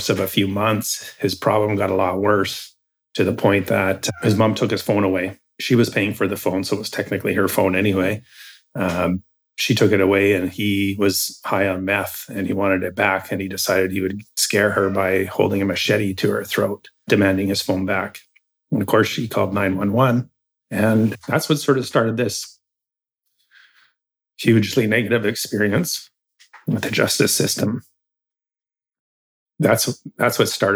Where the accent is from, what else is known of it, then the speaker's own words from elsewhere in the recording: Campbell River, British Columbia, Canada; moved away; also born or lived in Hope, British Columbia; I was born and raised in Campbell River